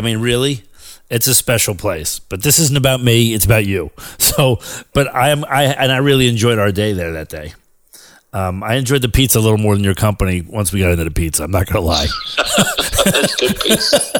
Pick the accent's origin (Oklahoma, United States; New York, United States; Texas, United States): New York, United States; as a New Yorker